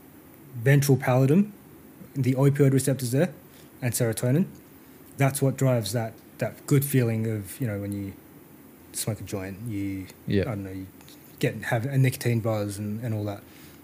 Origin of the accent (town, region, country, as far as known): Perth, Western Australia, Australia; born or raised there; also born or lived in South Korea